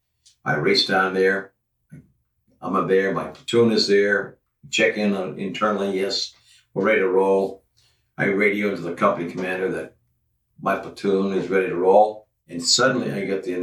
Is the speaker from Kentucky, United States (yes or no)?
no; New York City, New York, United States; I was born in New York, and my father was owned Connolly's Restaurants in New York City